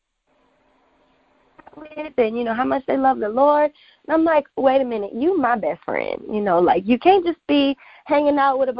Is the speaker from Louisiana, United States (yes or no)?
yes; Louisiana, United States; now in Houston, United States; I was born in Louisiana. That's where all of my family is, and I go back there pretty often. And so I claim that I am still a true Louisianian